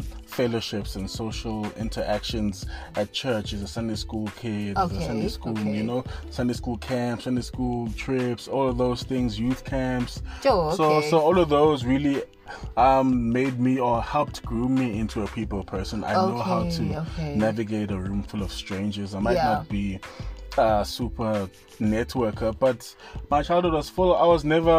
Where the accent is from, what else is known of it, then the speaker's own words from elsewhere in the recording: Vosloorus, Gauteng, South Africa; I'm from Foslo, born and bred in Foslo